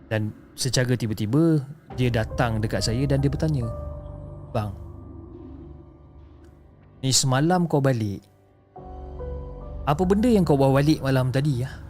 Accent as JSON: {"language": "Malay", "region": "Malacca", "country": "Malaysia", "tie": "born or raised there", "said": "keesokannya Sabtu kita orang pulang ke kampung saya dekat Melaka bersama-sama."}